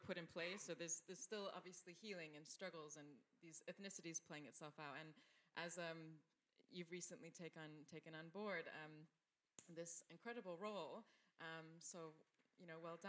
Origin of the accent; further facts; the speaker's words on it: United States; moved away as an adult; now in Dubai, United Arab Emirates; I'm American, but I haven't lived in the U.S. for 20 years